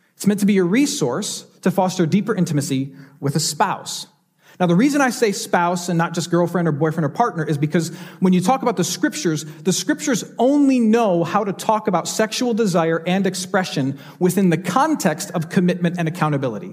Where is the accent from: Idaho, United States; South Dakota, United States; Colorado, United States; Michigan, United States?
Michigan, United States; now in Houston, United States; a doctor in Michigan, my home state